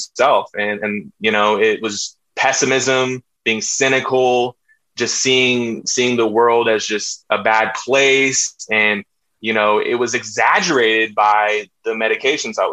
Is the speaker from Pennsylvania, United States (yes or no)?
no; Austin, Texas, United States; I'm from Austin, Texas, very liberal place, very different, grew up in a hippie family.